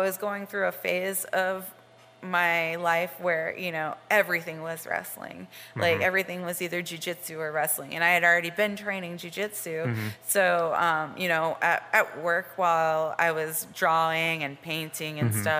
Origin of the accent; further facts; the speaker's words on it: Jacksonville, Florida, United States; also born or lived in Tampa, Florida / North Carolina; I'm from Jacksonville, Florida. And I've just pretty much stayed in Florida for like a good bit of my life